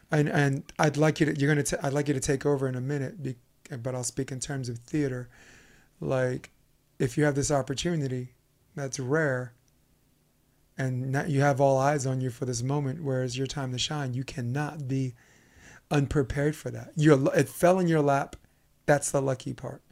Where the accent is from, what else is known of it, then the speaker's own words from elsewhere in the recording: New York City, New York, United States; I'm from Brooklyn